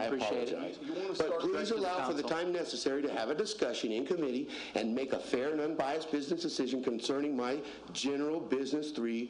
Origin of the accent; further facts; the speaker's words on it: Boulder, Colorado, United States; now in Springfield, United States; I'm originally from Boulder, Colorado. I've made this my town.